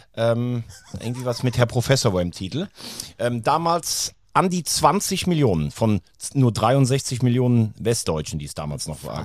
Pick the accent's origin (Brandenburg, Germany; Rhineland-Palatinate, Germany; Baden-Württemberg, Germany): Rhineland-Palatinate, Germany; Mayen; Lukas Markt in Mayen. Größtes Volksfest im nördlichen Rheinland-Pfalz. Da, wo ich herkomme